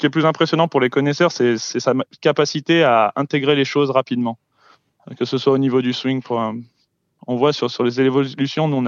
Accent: Lyon, Auvergne-Rhône-Alpes, France; Ah bah ouais, là, c'était, ah, bah, c'était magnifique. je pense que ça fait, ça fait plaisir. Au moins, ça met, on supporte Lyon

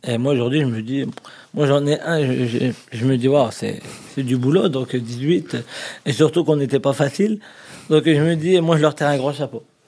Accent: France; on est français

